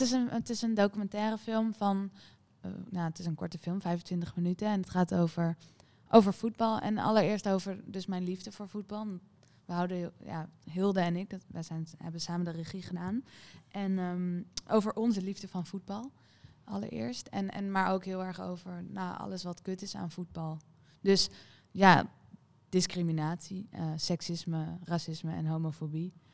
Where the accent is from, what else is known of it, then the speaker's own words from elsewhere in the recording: Amsterdam, North Holland, Netherlands; ik ben toevallig voor Ajax omdat ik uit Amsterdam kom